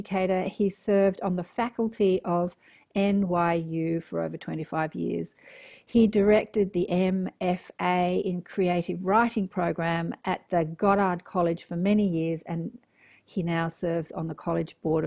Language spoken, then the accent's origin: English; Sydney, New South Wales, Australia; I'm a city slicker too, born and raised in Sydney